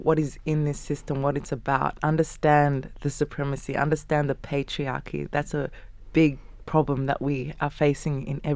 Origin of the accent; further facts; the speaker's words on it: Uganda; now in Sydney, Australia; I'm from Uganda